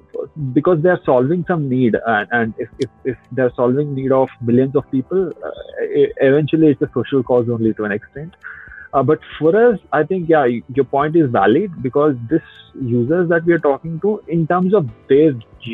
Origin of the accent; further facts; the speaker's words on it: Kodad, Telangana, India; moved away; when I was a kid, right, I come from a small town called Kodar.